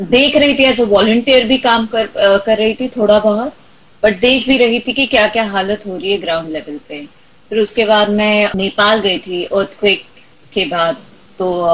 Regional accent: Marathwada, Maharashtra, India; मैं खुद मराठवाड़ा से हूँ

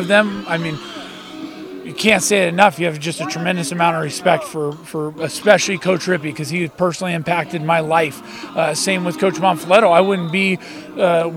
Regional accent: Douglas, United States; I grew up in Douglas, graduated in 99.

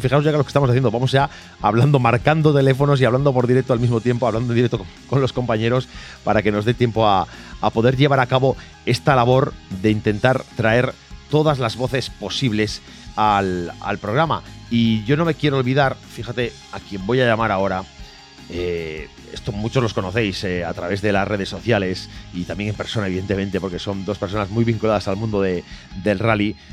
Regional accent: Vigo, Galicia, Spain; yo soy vigués, eh, he crecido en el mundo del rally también

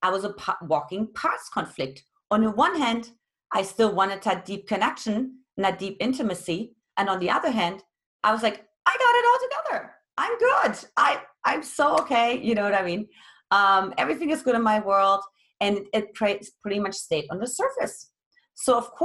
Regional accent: East Germany, Germany; now in United States; I grew up in Eastern Germany, which back then was communist

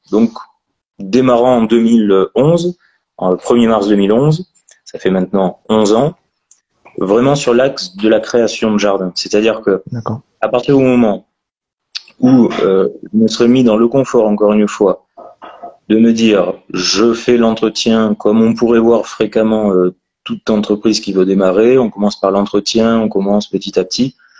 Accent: Périgord, Nouvelle-Aquitaine, France; je suis natif du Périgord

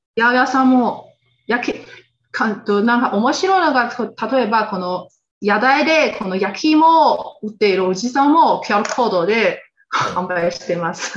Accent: Xinjiang Uyghur Autonomous Region, China; Japanese is a second language; moved away as an adult; now in Japan; 出 身は、えっと、中国の新居、ウェイクル自治区っていうところです

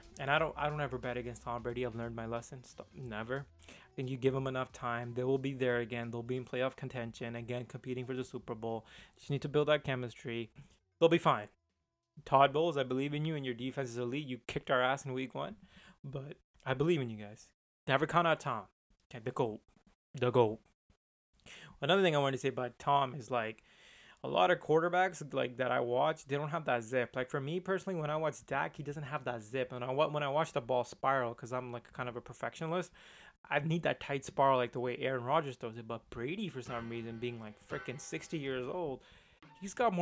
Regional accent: India; I'm Indian

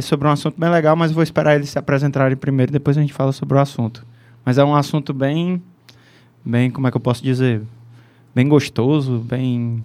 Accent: Ceará, Brazil; accent: cearense; nosso sotaque aqui, cearense.

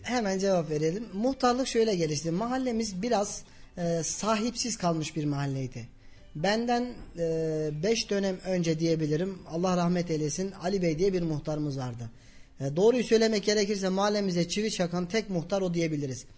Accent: Kayseri Province, Turkey; also born or lived in Karayazı, Erzurum; 11.08.1987 Erzurum Karayazı doğumluyum. Bir yaşındayken Erzurum'a e, oradaki geçim sıkıntılarından dolayı Kayseri'ye geçtik. 90 ee, şey özür dilerim 88'den beri Kayseri'deyiz.

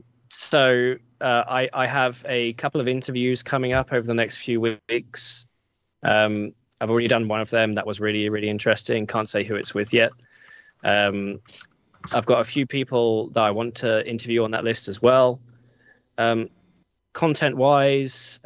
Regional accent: United Kingdom; I'm British

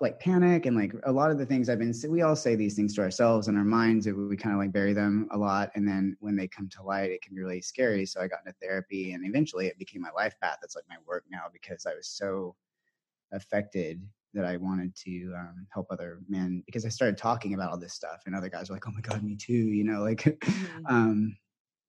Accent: the South, United States; now in San Francisco, United States; I was raised in the South

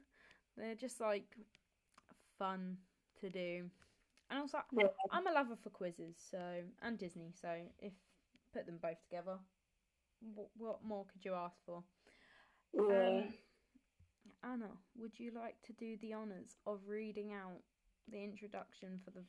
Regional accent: Kent, South East England, United Kingdom; I'm from Kent, and I am also a final year law student.

